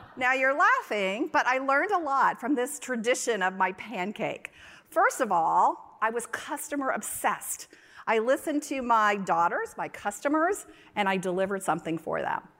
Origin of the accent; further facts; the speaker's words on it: North Carolina, United States; moved away; also born or lived in Texas; I grew up in North Carolina